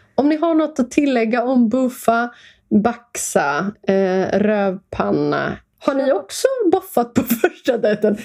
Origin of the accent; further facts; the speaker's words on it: Stockholm, Stockholm County, Sweden; Jag växte upp i Stockholm, eh, gick i skola